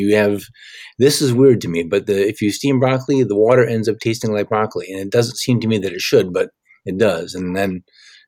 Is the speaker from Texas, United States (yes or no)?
no; Michigan, United States; I'm from Michigan, not too far away from Ohio.